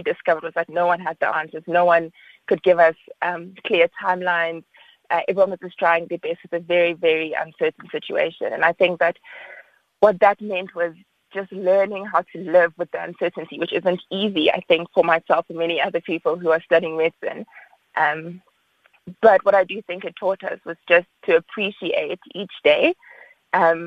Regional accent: Johannesburg, Gauteng, South Africa; moved away as an adult; also born or lived in Cape Town; I was studying in Cape Town, but I'm originally from Johannesburg, and I'd always planned to come back to Johannesburg for my internship

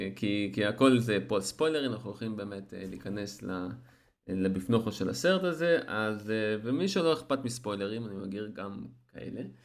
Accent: Eilat, Southern District, Israel; אני אילתי

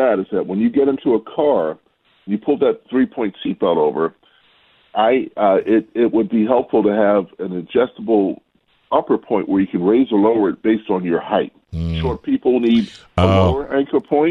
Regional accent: Baltimore, Maryland, United States; accent: Baltimore; the Baltimore accent was a little odd for them

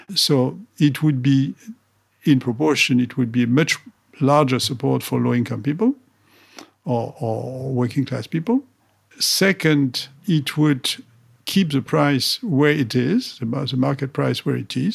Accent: Paris, Île-de-France, France; I was educated as a, as an engineer in, in, in France, in Paris. I grew up there

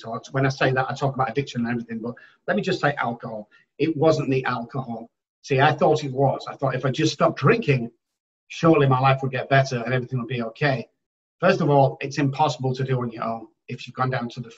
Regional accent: Manchester, North West England, United Kingdom; moved away as an adult; now in San Antonio, United States; I'm from Manchester in the United Kingdom

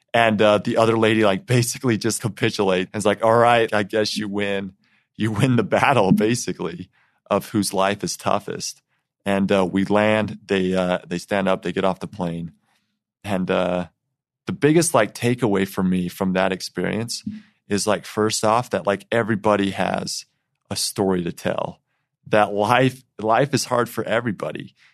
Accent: Eden, Utah, United States; I grew up in Eaton, Utah

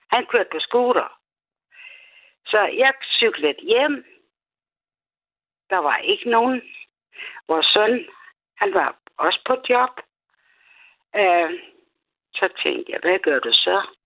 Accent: Odense, Southern Denmark, Denmark; Jeg er jo jeg fra Odense.

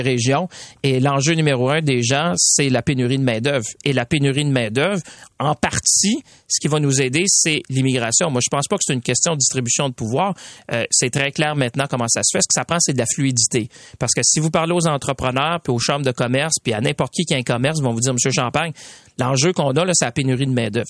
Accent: Quebec, Canada; ici chez nous au Québec

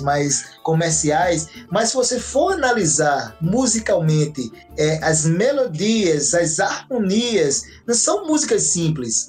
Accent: Northeast Region, Brazil; now in Vienna, Austria; nós somos nordestinos

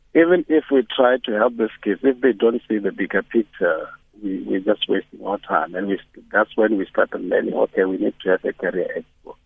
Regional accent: South Africa; I grew up in the rural area

